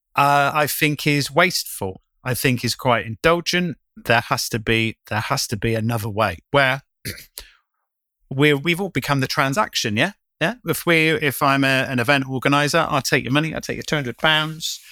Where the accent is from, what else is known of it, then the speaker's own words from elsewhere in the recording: United Kingdom; moved away as an adult; also born or lived in London; when I first moved back to my hometown